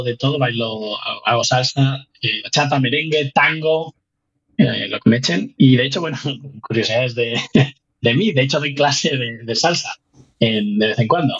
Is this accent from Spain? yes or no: yes; Spain; moved away as an adult; also born or lived in United States; now in Newfoundland, Canada; al otro lado del Atlántico